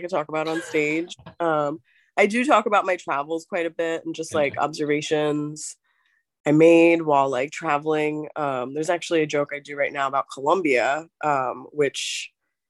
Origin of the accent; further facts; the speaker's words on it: New York, United States; I grew up in New York